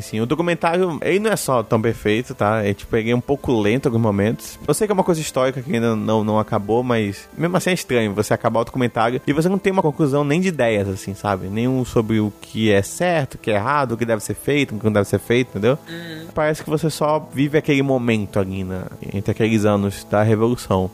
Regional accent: Brazil; a gente é brasileiro

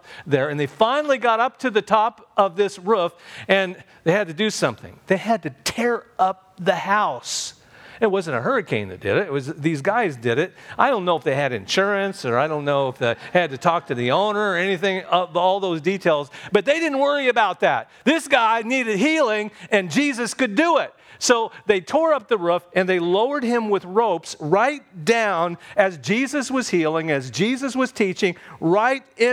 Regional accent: Clinton, Indiana, United States; when I was 12 years old, back in my hometown of Clinton, Indiana

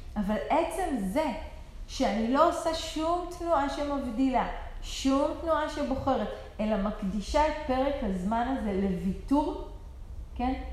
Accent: Israel; אנחנו במיוחד ישראלים

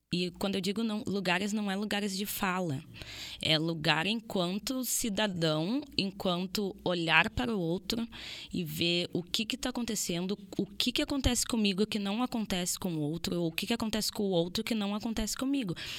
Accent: Brazil; eu enquanto brasileira estou num país colonizado

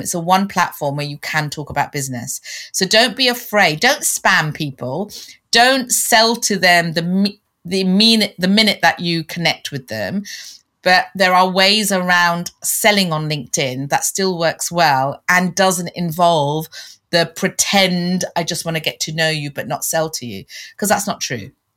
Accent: London, United Kingdom; moved away as an adult; also born or lived in Canada; I was born and bred in London as well

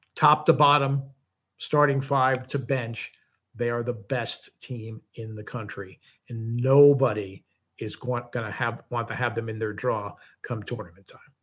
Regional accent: New Jersey, United States; I'm a Northeastern guy. I grew up in New Jersey

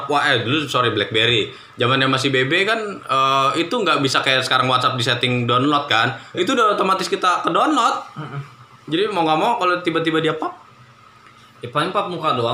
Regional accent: Jakarta, Indonesia; Tahu lah kan gue orang Jakarta juga.

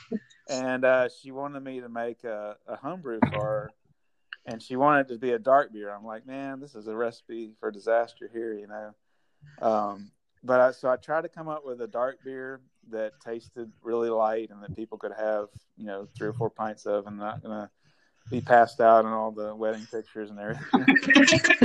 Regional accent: Vicksburg, Mississippi, United States; moved away as an adult; now in Nashville, United States; I grew up in, in Mississippi, and it's where a little town called Vicksburg

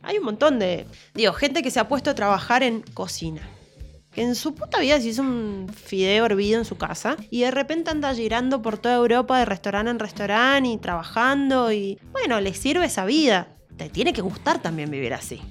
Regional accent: Argentina; yo quiero vivir en mi país y quiero estar acá

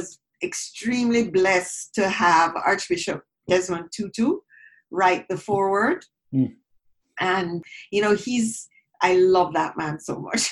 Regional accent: Jamaica; moved away as an adult; now in Toronto, Canada; growing up in Jamaica, I grew up in a predominantly

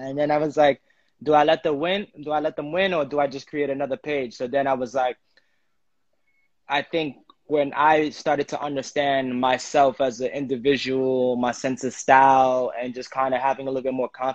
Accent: New York City, New York, United States; also born or lived in Bushwick / Ridgewood / Bed-Stuy / Haiti (ancestry); I'm born and raised in Brooklyn

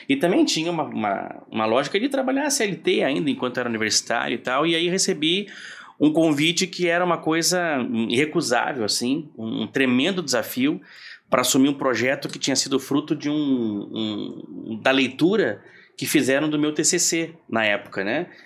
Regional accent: Rio Grande do Sul, Brazil; eu sou gaúcho e fui para logo que me formei fui convidado para é

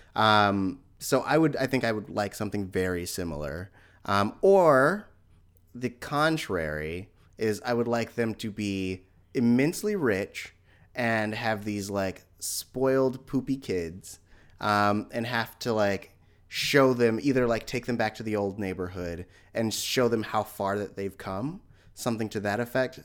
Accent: San Francisco Bay Area, California, United States; also born or lived in Hayward / East Menlo Park; I grew up in Hayward and, and San Francisco, but, like, the, the, up until nineteen ninety-six, I was living in East Menlo Park

